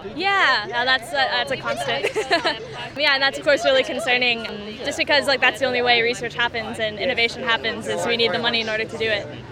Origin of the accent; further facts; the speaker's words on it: United States; moved away as an adult; now in Sydney, Australia; I'm also American, and so I'm here for my PhD. I've been here about two years